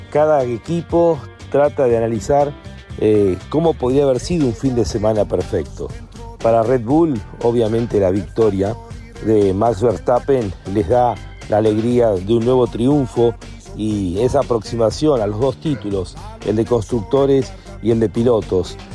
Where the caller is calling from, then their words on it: Hurlingham, Buenos Aires Province, Argentina; Hola Lonchi, equipo Fórmula 1, soy … de Hurlingham.